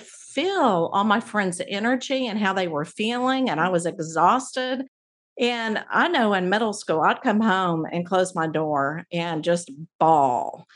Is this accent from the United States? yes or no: yes; Abilene, Texas, United States; I grew up in Abilene where there's three different Christian colleges